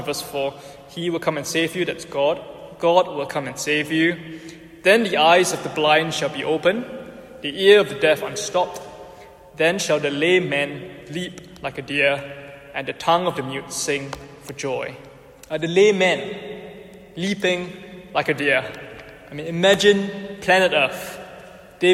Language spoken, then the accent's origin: English; Singapore; now in United Kingdom; I'm Singaporean